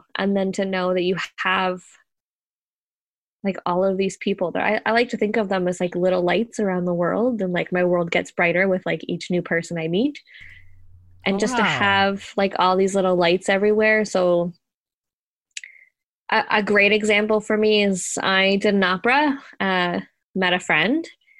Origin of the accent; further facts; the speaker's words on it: Ontario, Canada; Oh, thanks. Technically, I'm from Ontario, so...